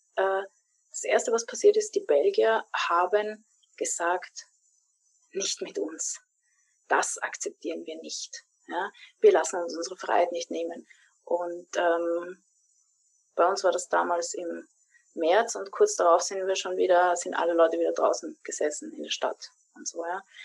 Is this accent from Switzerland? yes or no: no; Vienna, Austria; meiner Heimatstadt in Wien